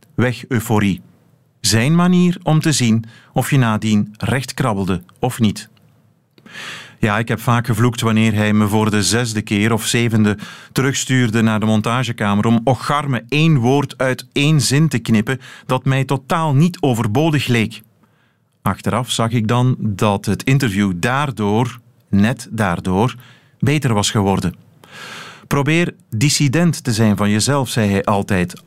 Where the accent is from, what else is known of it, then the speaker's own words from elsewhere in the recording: Tongeren, Flanders, Belgium; Ik ben geboren en getogen in Tongeren, waar men de eindklanken niet of amper uitspreekt